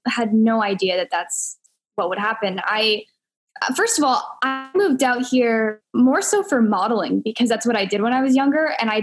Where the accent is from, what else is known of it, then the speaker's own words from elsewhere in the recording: Santa Clarita, California, United States; born there; I was actually born in LA, Santa Clarita, to be specific. And then I kind of like moved around my whole life. So I've been in at least five different states.